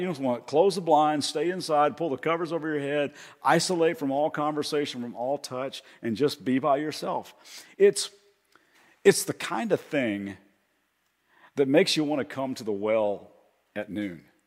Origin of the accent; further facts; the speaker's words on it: Kentucky, United States; accent: slight accent; now in Ventura, United States; even though I live in Ventura, I'm, from, I'm originally from Kentucky.